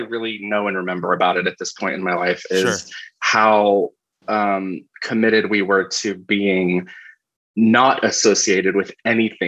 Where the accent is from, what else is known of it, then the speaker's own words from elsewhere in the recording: Asheville, North Carolina, United States; moved away; I grew up in Asheville, North Carolina